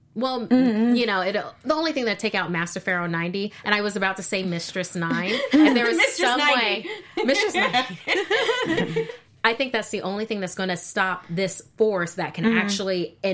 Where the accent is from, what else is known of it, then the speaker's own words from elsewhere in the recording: Orlando, Florida, United States; Orlando is my hometown.